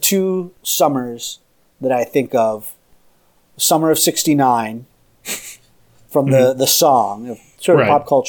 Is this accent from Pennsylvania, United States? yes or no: yes; Philadelphia, Pennsylvania, United States; now in Boston, United States; I'm originally from Philadelphia